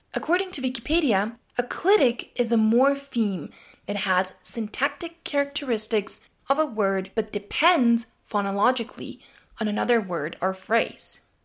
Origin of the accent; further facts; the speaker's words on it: Leskovac, Jablanica District, Serbia; In the dialect spoken in Leskovets, my hometown